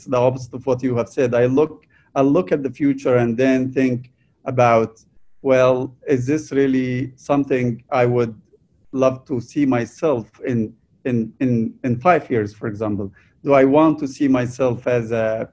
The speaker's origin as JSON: {"language": "English", "country": "Egypt", "tie": "born or raised there", "moved": "as an adult", "said": "I was born and raised in Egypt"}